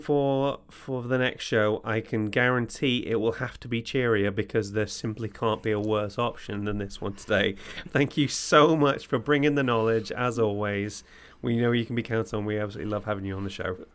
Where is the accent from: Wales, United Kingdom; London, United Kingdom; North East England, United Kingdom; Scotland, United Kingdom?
Wales, United Kingdom; Bangor; moved away; I'm from Bangor originally.